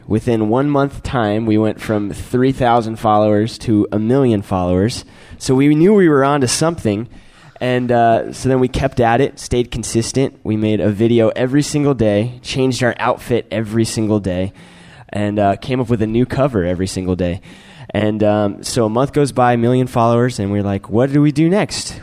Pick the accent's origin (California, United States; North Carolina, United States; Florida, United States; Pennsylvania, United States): North Carolina, United States; moved away as an adult; now in Los Angeles, United States; I'm from North Carolina.